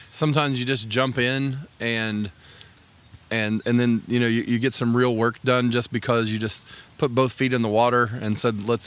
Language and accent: English; Pendleton, Indiana, United States; I grew up just around Pendleton